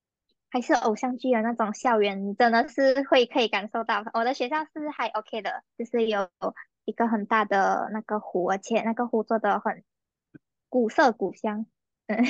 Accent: Malaysia; 作为一个马来西亚人，就是我们走路的步伐，大家都有目共睹。

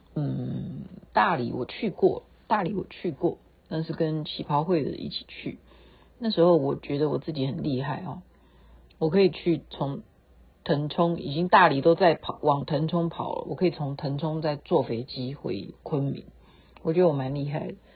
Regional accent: Taiwan; 我们台湾人

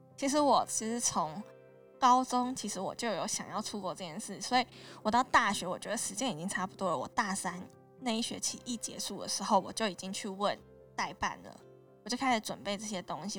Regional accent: Taiwan; also born or lived in United Kingdom; 我是台湾来的学生

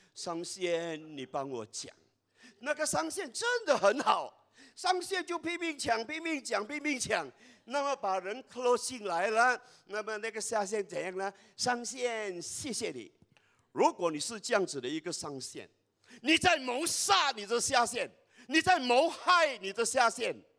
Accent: Kuala Lumpur, Malaysia; 我来自吉隆坡，马来西亚

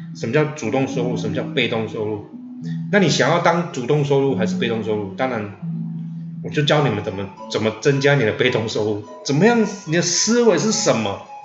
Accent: Taiwan; 我们台湾人

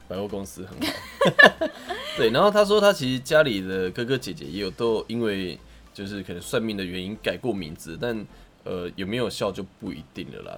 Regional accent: Taiwan; 我们台湾人真的非常的可爱

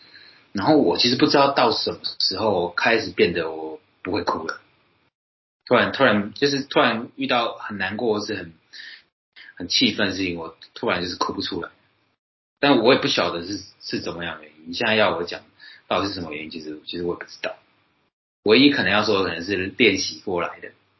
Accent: Taoyuan, Taiwan; 例如说我台语很烂，那可能人家笑说啊你瓦新啦，然后是你是客家人嘛，因为跟我桃园来的嘛，那你说我是客家人

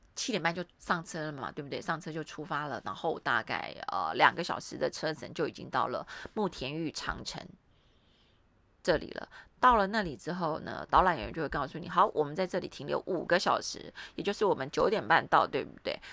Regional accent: Taiwan; now in Suzhou, China; 我是台湾来的

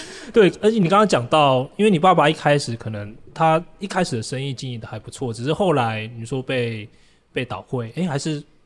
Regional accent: Taichung, Taiwan; 我台中人

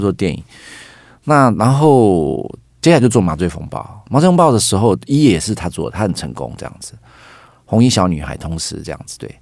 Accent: Taiwan; 我是客家人

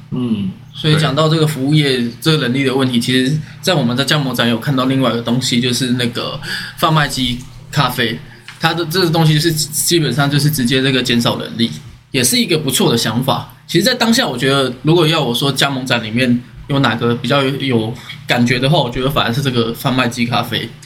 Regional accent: northern Taiwan, Taiwan; 因为我们是北部人嘛

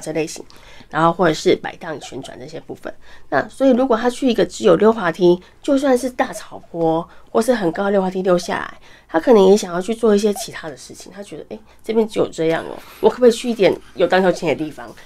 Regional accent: Keelung, Taiwan; 因为我来自基隆

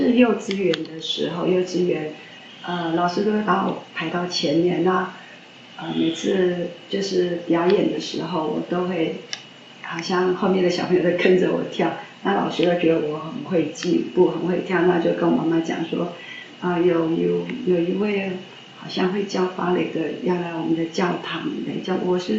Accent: Yilan County, Taiwan; 啊，南方啊，

